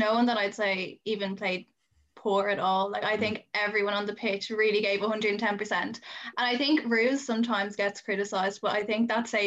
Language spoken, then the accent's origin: English; Dublin, Leinster, Ireland; I'm from Dublin